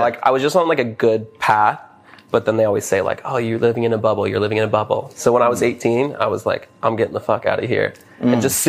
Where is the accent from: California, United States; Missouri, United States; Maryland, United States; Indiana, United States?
California, United States; Newport Beach; moved away as an adult; now in Los Angeles, United States; I'm from Orange County.